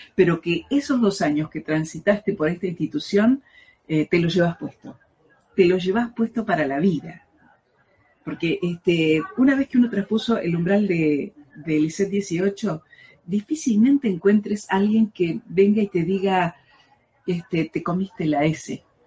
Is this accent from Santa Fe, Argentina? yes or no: yes; Rosario, Santa Fe, Argentina; sentirme profeta en mi tierra